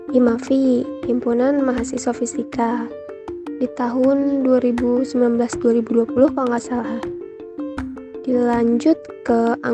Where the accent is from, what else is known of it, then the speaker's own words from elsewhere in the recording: Tangerang, Banten, Indonesia; Eh, asal daerah saya dari Tangerang.